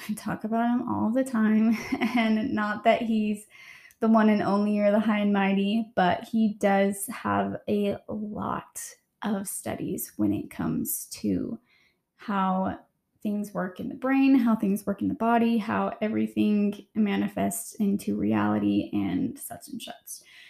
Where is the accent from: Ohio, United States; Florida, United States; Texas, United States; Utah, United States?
Utah, United States; growing up in Utah in a very religious um, state